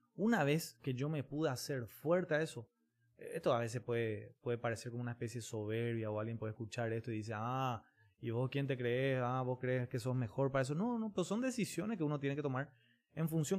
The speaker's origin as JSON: {"language": "Spanish", "country": "Paraguay", "said": "también como paraguayos"}